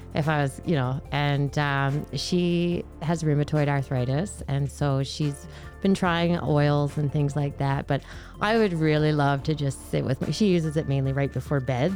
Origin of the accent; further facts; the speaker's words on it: Newfoundland and Labrador, Canada; now in Edmonton, Canada; I grew up in Newfoundland